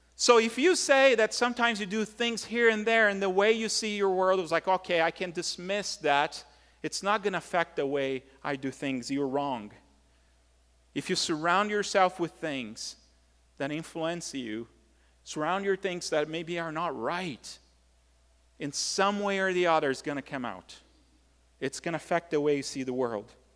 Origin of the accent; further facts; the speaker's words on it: Brazil; moved away; growing up in Brazil